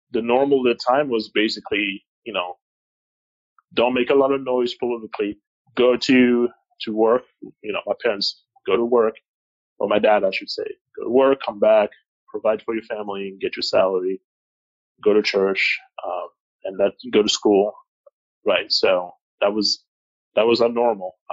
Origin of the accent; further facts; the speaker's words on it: Kinshasa, DR Congo; English is a second language; the American school in Kinshasa was not too far from home. Um, we never really went there because we didn't speak English